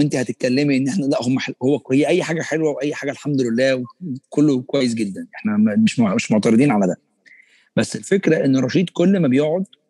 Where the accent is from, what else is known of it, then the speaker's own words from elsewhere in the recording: Egypt; احنا كمصريين